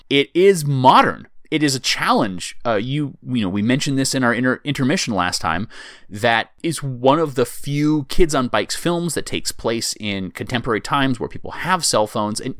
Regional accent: United States; as an American

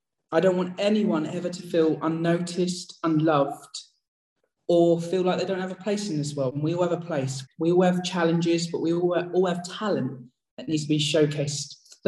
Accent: East of England, United Kingdom; I grew up in Essex. I'm losing the accent. I've still got it slightly. And I grew up in a council estate

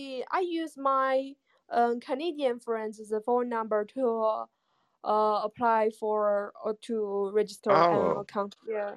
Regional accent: China; English is a second language; my English is not very good because I'm from China. I'm still learning English versions of Bible

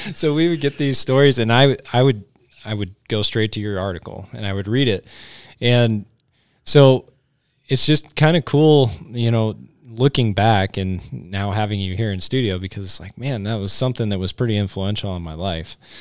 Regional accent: Cheyenne, Wyoming, United States; me growing up in Cheyenne

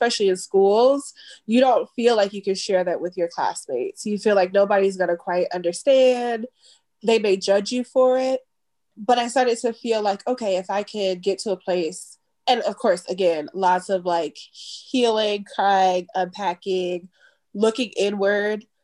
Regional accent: Chicago, Illinois, United States; as a Black kid growing up in Chicago

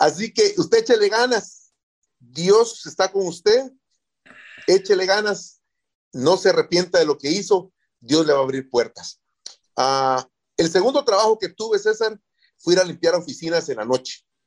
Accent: Guatemala; moved away as an adult; now in United States; soy de Guatemala

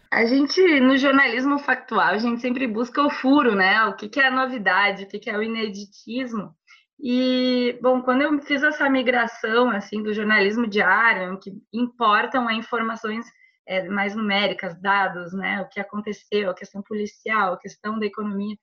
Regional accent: Porto Alegre, Rio Grande do Sul, Brazil; Sou gaúcha, tenho 34 anos, moro, sempre morei em Porto Alegre, no Rio Grande do Sul

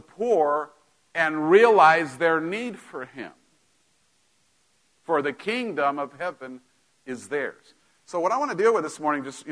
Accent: Mexico; moved away; growing up in Mexico, we, you know, my parents weren't broke, but we didn't have, you know, you didn't just go buy stuff like up here

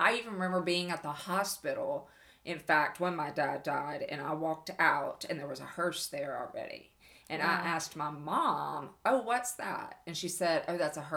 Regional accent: Bossier City, Louisiana, United States; I was born here in Bossier City

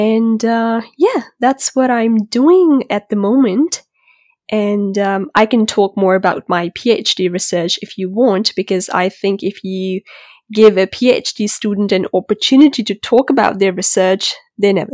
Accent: Islamabad, Islamabad Capital Territory, Pakistan; moved away as an adult; now in Melbourne, Australia; So I'm originally from Islamabad, Pakistan

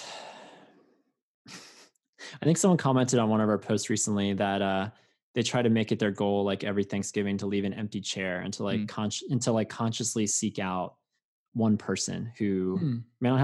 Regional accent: Langhorne, Pennsylvania, United States; moved away as an adult; also born or lived in West Coast; growing up in Langhorne, Pennsylvania, where there's a live nativity a mile down the road from my grandparents' house

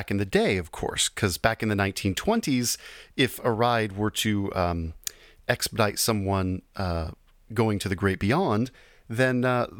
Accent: California, United States; now in Texas, United States; originally actually from California. So, and then I moved to Texas.

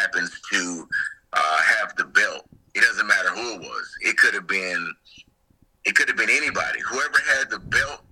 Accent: near Rock Hill, South Carolina, United States; not too far from my hometown

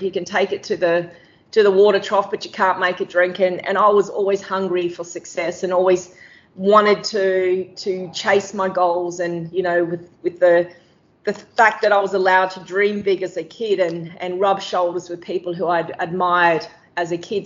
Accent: Darwin, Northern Territory, Australia; as a kid growing up in Darwin

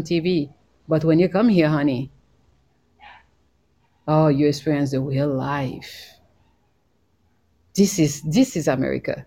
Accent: Haiti; now in Bali, Indonesia; I am from Haiti

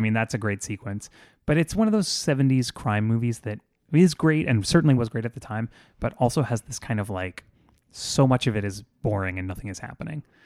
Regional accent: South Florida, United States; I grew up in South Florida

